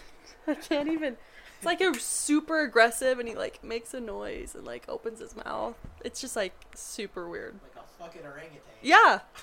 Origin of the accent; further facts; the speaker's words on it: Montana, United States; now in Colorado, United States; I'm from Montana, so most guys drive trucks